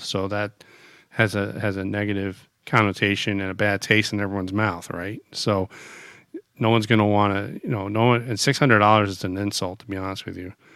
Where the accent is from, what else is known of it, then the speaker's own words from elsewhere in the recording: United States; as an American